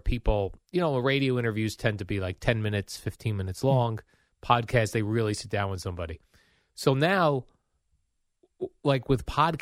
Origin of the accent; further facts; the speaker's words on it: New Jersey, United States; moved away; also born or lived in Florida; I was checked out from New Jersey as well